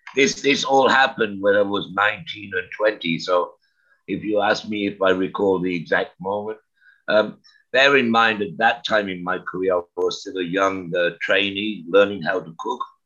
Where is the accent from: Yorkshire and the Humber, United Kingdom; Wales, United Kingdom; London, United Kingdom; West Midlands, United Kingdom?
West Midlands, United Kingdom; Birmingham; moved away as an adult; also born or lived in Canada; now in Taiwan; I was born in Birmingham in the UK